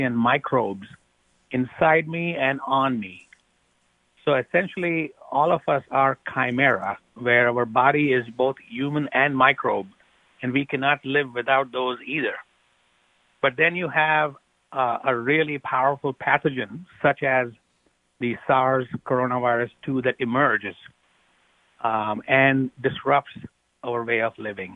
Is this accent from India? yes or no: yes; India; moved away as an adult; now in United States; I grew up in India. And I did my training in medical school also in India